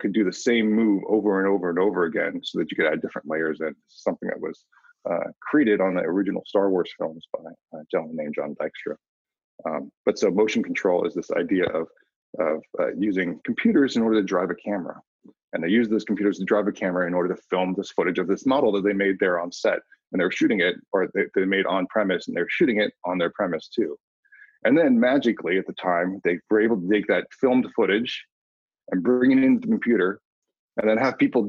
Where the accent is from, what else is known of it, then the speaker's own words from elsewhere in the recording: Cupertino, California, United States; I grew up in Cupertino, California